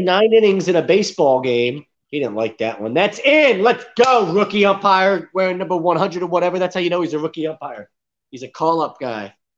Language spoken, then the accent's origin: English; Philadelphia, Pennsylvania, United States; moved away as an adult; now in Lakeland, Florida, United States; I'm from the Philly area